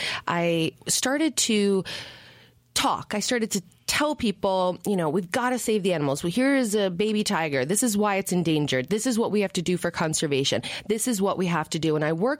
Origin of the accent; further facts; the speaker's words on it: New York, United States; I grew up in New York